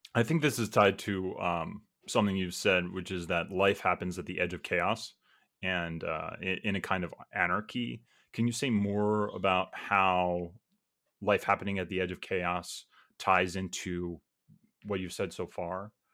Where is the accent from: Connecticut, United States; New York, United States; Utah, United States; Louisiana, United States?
New York, United States; now in Georgia, United States; I grew up in New York and I'm currently living in Georgia